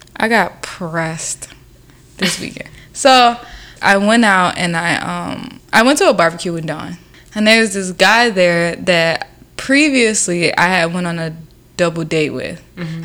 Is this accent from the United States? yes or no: yes; the South, United States; now in New York, United States; if I stayed in the South